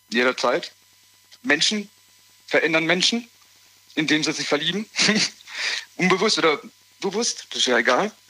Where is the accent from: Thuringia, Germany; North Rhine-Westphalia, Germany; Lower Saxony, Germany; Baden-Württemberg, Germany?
Baden-Württemberg, Germany; Rastatt; Ich komme von Rastatt.